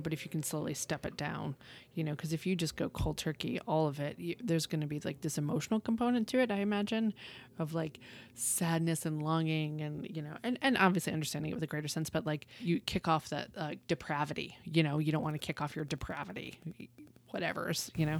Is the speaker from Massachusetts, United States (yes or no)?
yes; Western Massachusetts, United States; now in Texas, United States; I grew up in Western Massachusetts